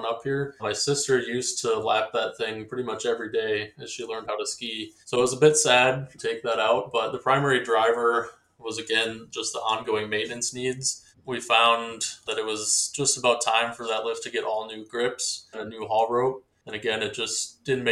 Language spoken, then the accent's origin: English; Tomahawk, Wisconsin, United States; I grew up in Tomahawk, Wisconsin, which sits about 90 minutes due south of the resort